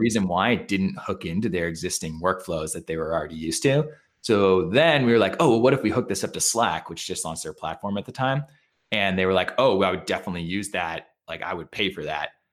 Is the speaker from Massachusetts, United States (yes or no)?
yes; Hanover, Massachusetts, United States; I'm, uh, from Massachusetts, born and bred. Uh, I grew up in Hanover, Mass, uh, which is on the way to the Cape in a region called the South Shore, kinda south of Boston